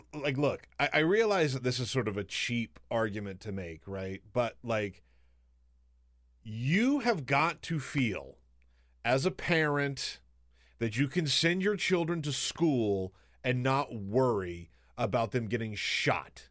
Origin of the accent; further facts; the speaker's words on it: the South, United States; moved away; also born or lived in Alabama / South Carolina; I grew up in the South, Alabama and South Carolina